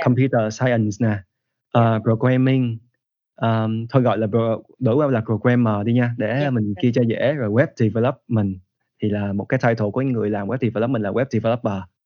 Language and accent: Vietnamese; Vietnam; first language Vietnamese; moved away as an adult; trong những lần về Việt Nam thì anh kết kết hợp học với lại những giáo viên Việt Nam